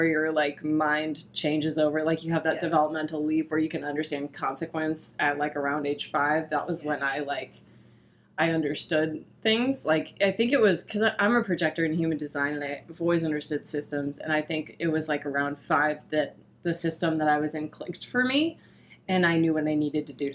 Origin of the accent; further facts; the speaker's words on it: St. Louis, Missouri, United States; accent: Southern Missouri; we grew up in St. Louis, and so although we lived in the city and the heart of St. Louis